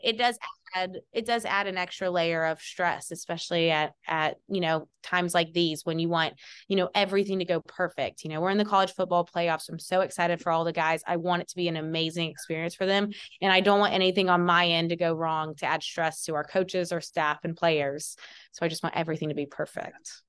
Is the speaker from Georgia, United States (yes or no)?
yes; Athens, Georgia, United States; I am born and raised in Athens, Georgia